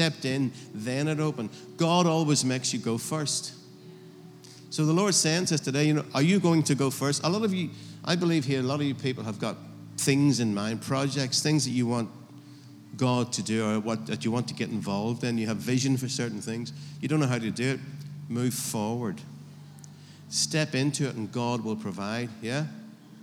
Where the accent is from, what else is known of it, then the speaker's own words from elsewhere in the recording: Northern Ireland, United Kingdom; If I'm in Northern Ireland, I'm from Northern Ireland